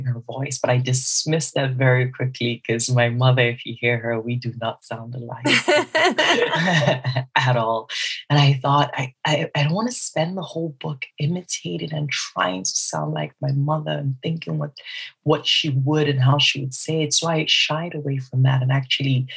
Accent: South East Nigeria, Nigeria; I am Nigerian and I'm also Igbo within Nigeria, some southeast of Nigeria

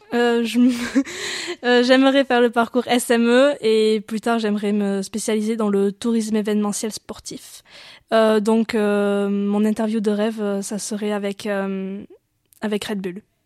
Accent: Saint-Jean-de-Luz, Nouvelle-Aquitaine, France; now in Périgueux, France; je viens de Saint-Jean-de-Luz, donc du Pays Basque

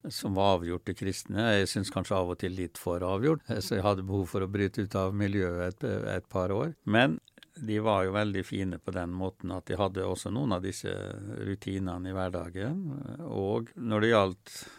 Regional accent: Molde, Møre og Romsdal, Norway; now in Oslo, Norway; der jeg vokste opp utafor Molde

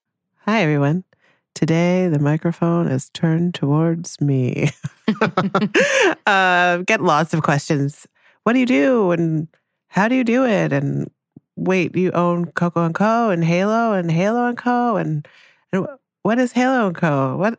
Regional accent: Jamaica; born there; I was born in Jamaica.

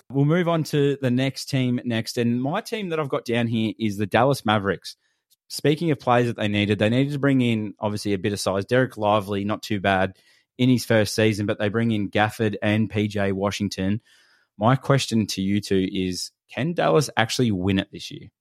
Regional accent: Australia; we're from Australia

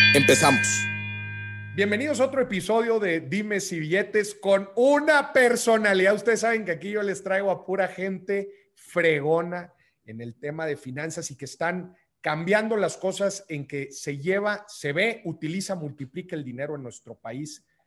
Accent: northern Mexico, Mexico; moved away; como decimos allá en el norte

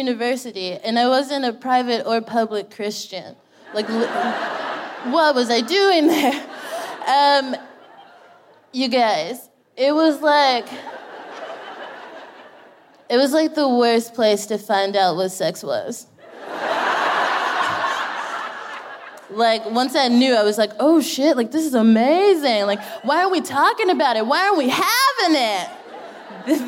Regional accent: Texas, United States; moved away as an adult; now in United Kingdom; I'm from Texas

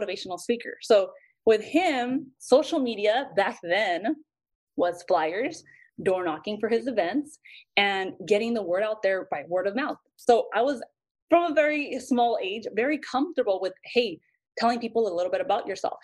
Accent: Santa Paula, California, United States; moved away as an adult; now in Los Angeles, United States; I grew up in Santa Paula

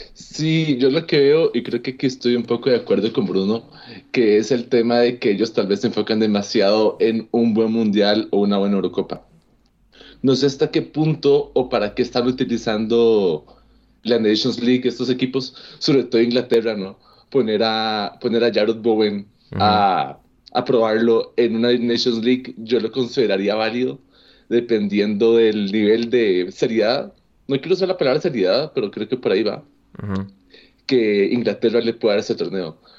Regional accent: Costa Rica; a mí como costarricense

